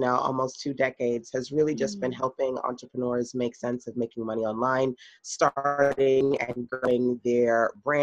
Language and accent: English; New York City, New York, United States; I grew up in Brooklyn